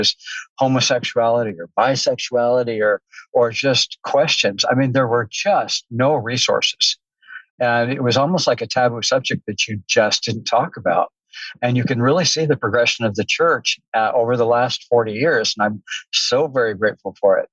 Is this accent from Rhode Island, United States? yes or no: no; Southern California, United States; I grew up in Southern California.